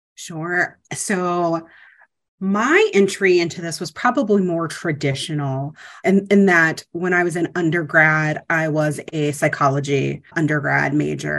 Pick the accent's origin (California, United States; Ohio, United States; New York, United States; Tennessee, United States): Ohio, United States; moved away; I'm from Ohio originally